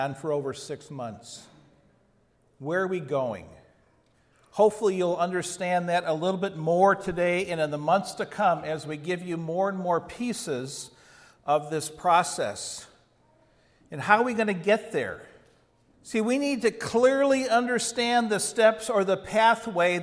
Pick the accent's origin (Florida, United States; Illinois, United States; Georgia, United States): Illinois, United States; Chicago; I grew up outside Chicago in the suburbs